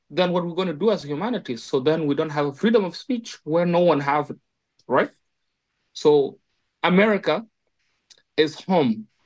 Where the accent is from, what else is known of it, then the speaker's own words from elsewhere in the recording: South Sudan; I'm from South Sudan.